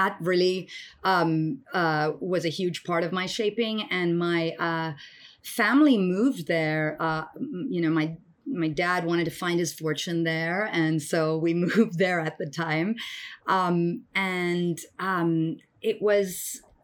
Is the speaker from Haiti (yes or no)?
no; Dubai, United Arab Emirates; moved away as an adult; also born or lived in Chennai, Tamil Nadu, India; now in United States; I was born in Tamil Nadu, in Madras, what was then Madras, Chennai now, in South India. But my most formative years were really spent in Dubai, in the United Arab Emirates.